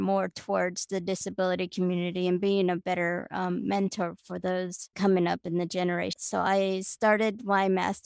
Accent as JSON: {"language": "English", "town": "Miami", "region": "Florida", "country": "United States", "tie": "born or raised there", "moved": "yes", "lives_now": "Huntsville, United States", "said": "I grew up down in Miami, Florida"}